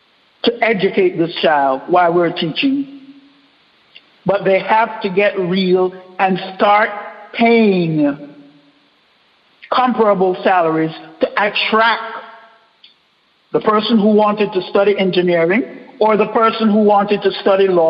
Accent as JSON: {"language": "English", "country": "Panama", "tie": "born or raised there", "moved": "as an adult", "lives_now": "Dallas, United States", "said": "I'm Panamanian. I grew up in Panama"}